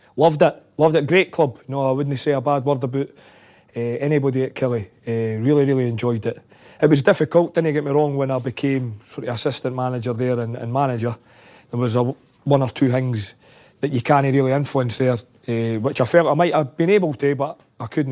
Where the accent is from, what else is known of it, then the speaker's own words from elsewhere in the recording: Scotland, United Kingdom; Being a Scotsman